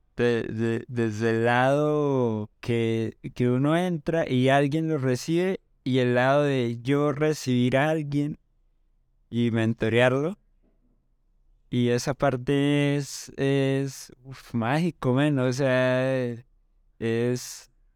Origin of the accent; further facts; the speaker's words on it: Cúcuta, Norte de Santander, Colombia; now in Bogotá, Colombia; soy de Cúcuta, vivo en Bogotá.